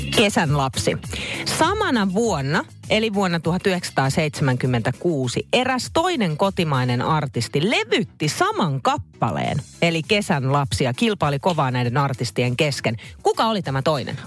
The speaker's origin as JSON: {"language": "Finnish", "town": "Naantali", "region": "Southwest Finland", "country": "Finland", "tie": "born or raised there", "said": "Mä oon mm. siis tota, noin lapsuudessa todella siis Naantalissa"}